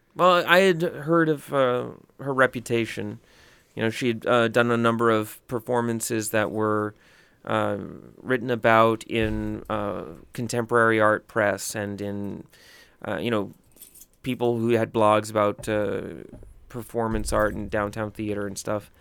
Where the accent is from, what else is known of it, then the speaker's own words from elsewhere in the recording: the South, United States; growing up in the South